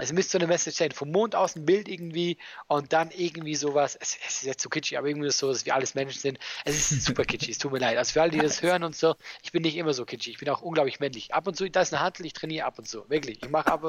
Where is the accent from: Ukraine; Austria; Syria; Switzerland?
Switzerland; now in Germany; als Schweizer